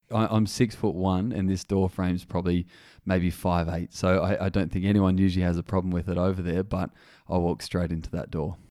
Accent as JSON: {"language": "English", "town": "Wagga Wagga", "region": "New South Wales", "country": "Australia", "tie": "born or raised there", "said": "Growing up in Wagga Wagga, I wasn't really exposed to much diversity"}